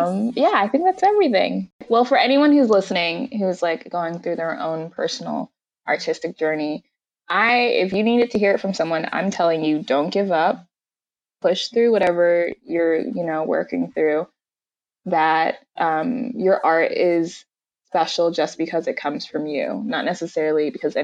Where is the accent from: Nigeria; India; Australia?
Nigeria; I'm Nigerian